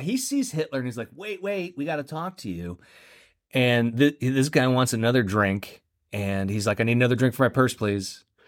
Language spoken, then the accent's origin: English; Central Florida, United States; I'm from Central Florida